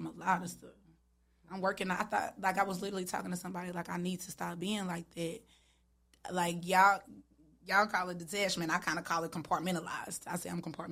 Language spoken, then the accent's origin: English; Charlotte, North Carolina, United States; I'm born and raised. West Side, Charlotte.